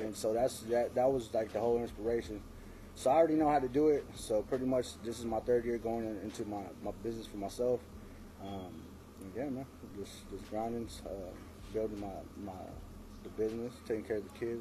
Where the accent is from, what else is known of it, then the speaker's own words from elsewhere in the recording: San Antonio, Texas, United States; growing up in San Antonio